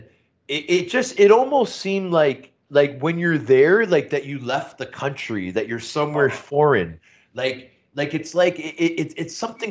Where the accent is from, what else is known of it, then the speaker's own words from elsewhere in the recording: Toronto, Ontario, Canada; my hometown, Toronto Maple Leafs